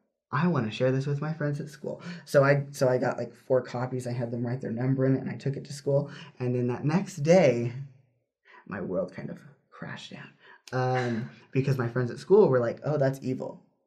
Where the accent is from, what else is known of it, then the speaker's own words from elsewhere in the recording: Arkansas, United States; also born or lived in California; I grew up in Arkansas, born in California, grew up in Arkansas.